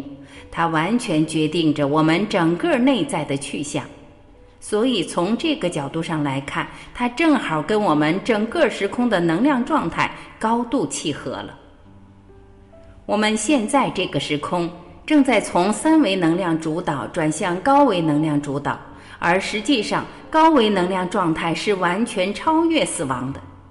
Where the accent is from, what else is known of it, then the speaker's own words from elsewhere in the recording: China; 特别是我们中国人，往往对这个话题很忌讳。